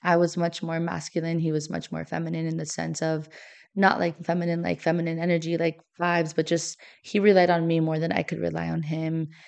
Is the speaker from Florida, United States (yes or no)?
yes; Miami, Florida, United States; moved away as an adult; now in St. Louis, United States; I'm from Miami